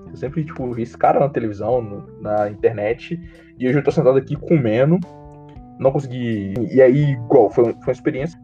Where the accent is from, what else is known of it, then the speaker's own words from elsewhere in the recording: Guarani, Brazil; Eu sou de Guarani, Atualmente é em Guarani, por causa da quarentena